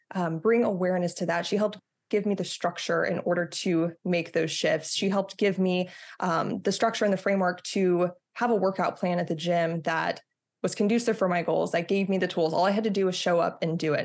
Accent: Texas, United States; moved away; I'm from Texas originally

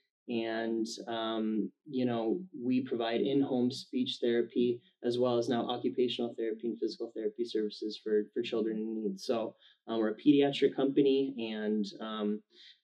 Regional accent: Minnesota, United States; moved away as an adult; now in Arizona, United States; We're from Minnesota originally.

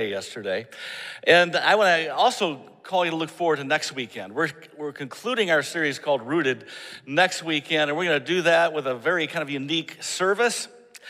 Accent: Michigan, United States; moved away; I'm from Michigan. We tend to like snow

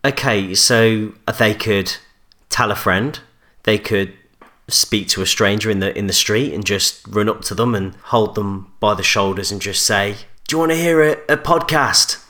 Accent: Coventry, West Midlands, United Kingdom; I'm from Coventry

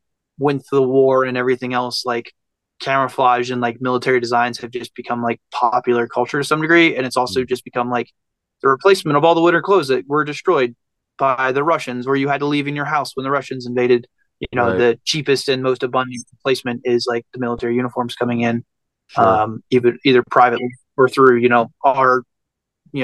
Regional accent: Abingdon, Virginia, United States; moved away as an adult; now in Las Vegas, United States; I grew up on a small town on the Virginia, West Virginia border, kind of between, but the closest town was like Abingdon, Virginia

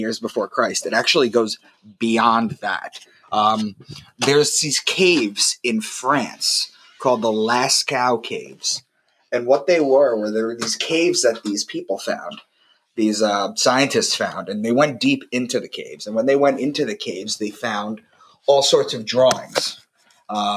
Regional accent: Long Island, New York, United States; moved away as an adult; also born or lived in Boston; I'm from Long Island, and I had moved to Boston for a job

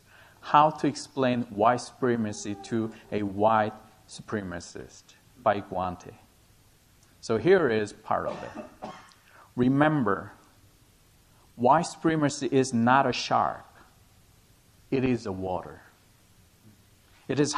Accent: South Korea; English is a second language; moved away as an adult; also born or lived in Brisbane, Australia; back to my home country, Korea

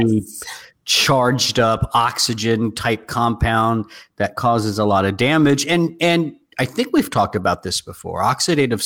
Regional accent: the South, United States; I'm from the South too

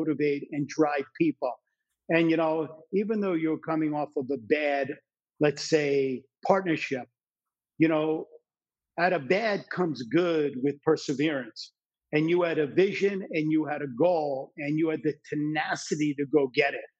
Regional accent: New Jersey, United States; When I grew up in New Jersey, and I grew up in an area where my friends' parents and my parents' friends hated what they did for a living

